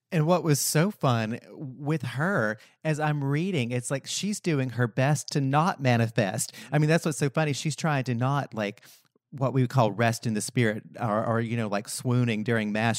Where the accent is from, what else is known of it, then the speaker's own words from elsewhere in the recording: Western North Carolina, United States; I grew up in Western North Carolina, small Appalachian mountain town